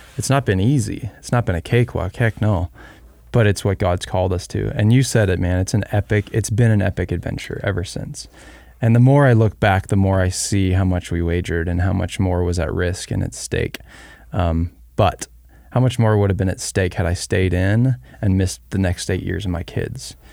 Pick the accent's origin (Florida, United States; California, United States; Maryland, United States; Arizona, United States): Arizona, United States; We were raised in Arizona